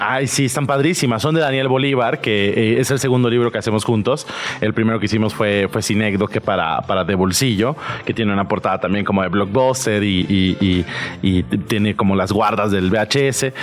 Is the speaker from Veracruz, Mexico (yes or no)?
yes; southern Veracruz, Mexico; yo soy de Veracruz, yo soy de muy al sur de Veracruz.